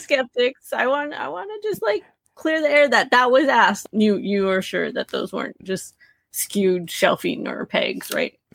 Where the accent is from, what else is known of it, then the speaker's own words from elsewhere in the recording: Southern California, United States; I'm from Southern California